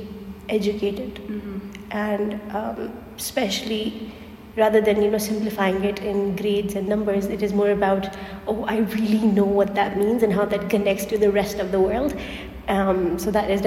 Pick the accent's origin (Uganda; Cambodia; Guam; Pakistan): Pakistan; moved away as an adult; now in Turkey; I'm from Pakistan